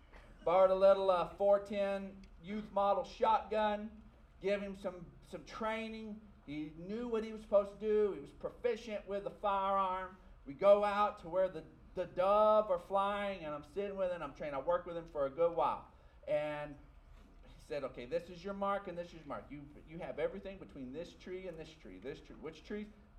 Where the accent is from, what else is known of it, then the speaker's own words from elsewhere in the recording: Texas, United States; People who were born and raised in West Texas see life a certain way. Not that all of us are cookie cutter and all of us, but your life growing up in West Texas, your life growing up in America